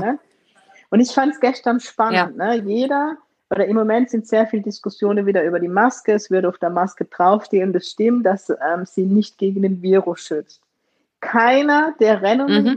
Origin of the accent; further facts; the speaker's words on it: Germany; Aber ich bin in Deutschland geboren